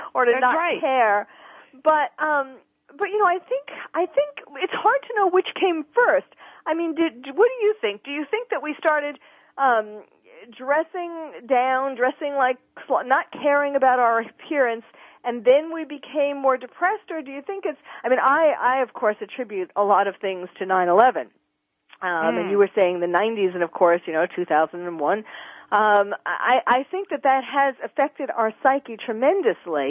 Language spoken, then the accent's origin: English; New York, United States; moved away; I'm from New York originally